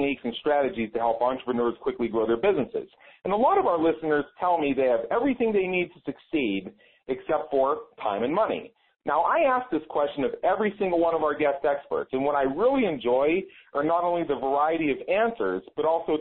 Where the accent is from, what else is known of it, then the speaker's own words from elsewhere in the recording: Pittsburgh, Pennsylvania, United States; moved away; I'm originally from Pittsburgh